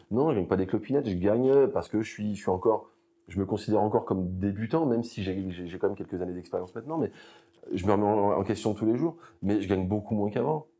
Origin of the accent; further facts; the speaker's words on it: Amboise, Centre-Val de Loire, France; moved away as an adult; je suis originaire d'Amboise, en Indre-et-Loire